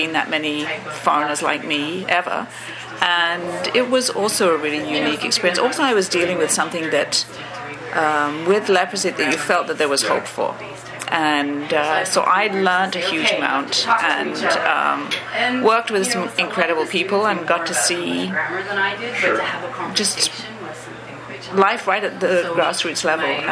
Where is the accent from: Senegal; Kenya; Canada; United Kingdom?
United Kingdom; England; moved away; I'm originally from England, so I was a VSO volunteer